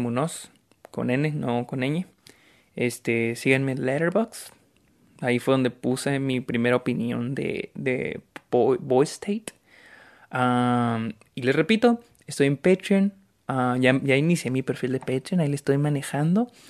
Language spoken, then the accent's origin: Spanish; Mexico; soy de México